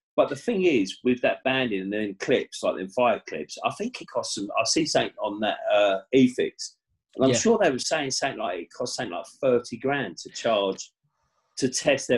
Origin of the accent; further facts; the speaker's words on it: Stevenage, East of England, United Kingdom; Stevenage, my hometown